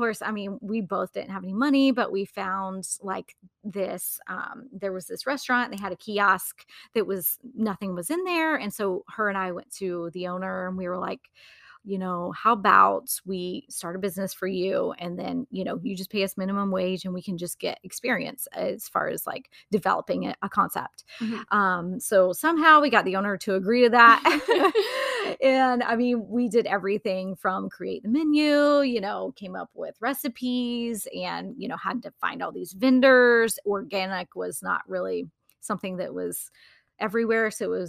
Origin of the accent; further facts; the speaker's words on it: Wilmington, United States; And I was back in my hometown and feeling like I had no idea what I was doing with my life. There really wasn't much opportunity in Wilmington at the time.